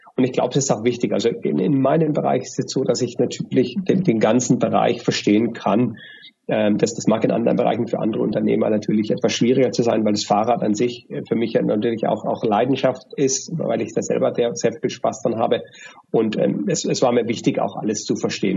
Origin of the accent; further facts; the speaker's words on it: Germany; moved away as an adult; now in Dubai, United Arab Emirates; durch meinen Akzent, ja, äh, erkennen die Leute, dass ich aus Deutschland bin